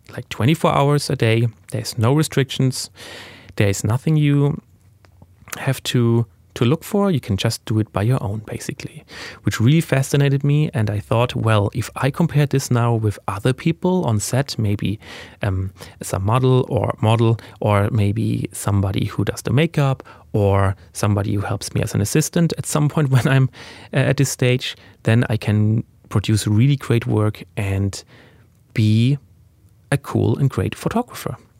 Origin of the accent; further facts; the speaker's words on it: Germany; English is a second language; I was born in Germany and, uh, raised there